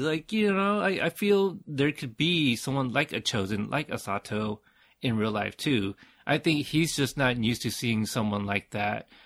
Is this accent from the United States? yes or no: yes; United States; I am Asian American, but I, uh, you know, I was born in America.